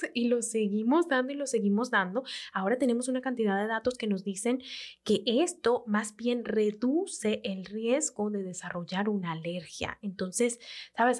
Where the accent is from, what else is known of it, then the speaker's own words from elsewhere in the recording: Venezuela; como venezolanas que somos